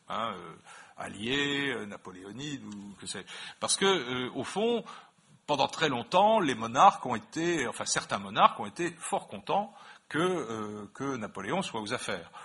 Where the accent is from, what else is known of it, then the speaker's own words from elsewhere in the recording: Metz, Grand Est, France; je suis né à Metz